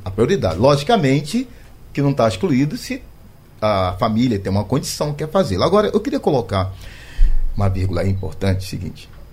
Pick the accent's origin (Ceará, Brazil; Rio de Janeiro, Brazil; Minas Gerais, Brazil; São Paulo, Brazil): Rio de Janeiro, Brazil; Eu sou do Rio de Janeiro